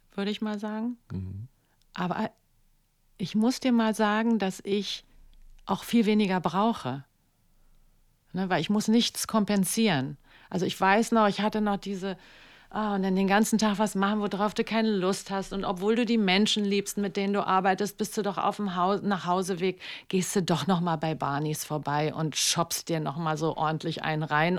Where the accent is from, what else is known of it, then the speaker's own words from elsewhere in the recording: Berlin, Germany; also born or lived in New York; ich komme ja aus Kreuzberg